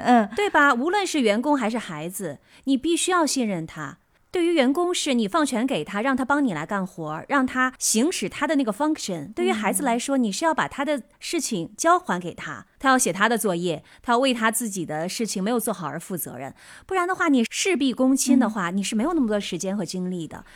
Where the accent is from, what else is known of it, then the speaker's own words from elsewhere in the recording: China; 我们中国人从小是很少被教导应该怎么样处理自己的情绪的